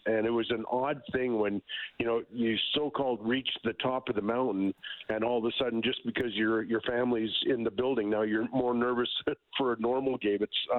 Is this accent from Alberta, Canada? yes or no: yes; Edmonton, Alberta, Canada; I'm from Edmonton